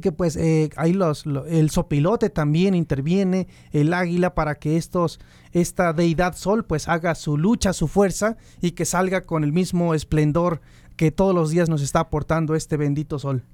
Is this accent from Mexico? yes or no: yes; Teposteco, Veracruz, Mexico; la comunidad de Teposteco, de donde soy originario, donde está mi ombligo, allá perteneciente a Chicontepec, Veracruz